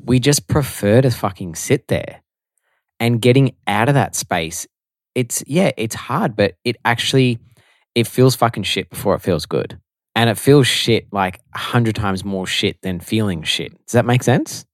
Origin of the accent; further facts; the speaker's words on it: Melbourne, Victoria, Australia; also born or lived in Italy; So, obviously, we are from Melbourne. I've never lived anywhere else besides Melbourne my whole life.